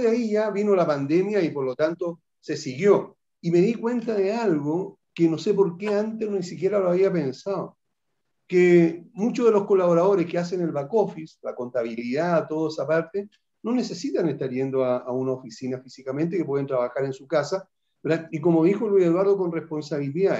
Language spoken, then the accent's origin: Spanish; Chile; aquí en nuestro país